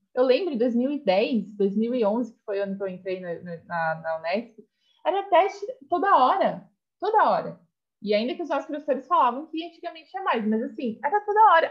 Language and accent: Portuguese; Alumínio, São Paulo, Brazil; now in São Paulo, Brazil; eu sou do interior de São Paulo, como você sabe, da cidade de Alumínio